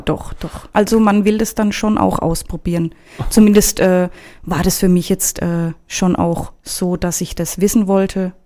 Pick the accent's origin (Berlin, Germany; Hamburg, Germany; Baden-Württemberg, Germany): Baden-Württemberg, Germany; Karlsruhe; moved away as an adult; now in Frankfurt, Germany; geboren bin ich in Karlsruhe und aufgewachsen und ja, genau. Seit dreieinhalb Jahren jetzt in Frankfurt